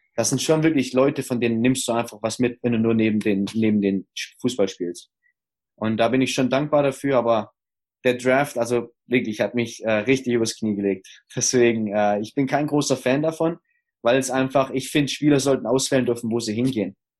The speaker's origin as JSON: {"language": "German", "town": "Stuttgart", "region": "Baden-Württemberg", "country": "Germany", "tie": "born or raised there", "also_born_or_lived": "Ruhr area", "moved": "yes", "said": "meiner Heimat in Stuttgart"}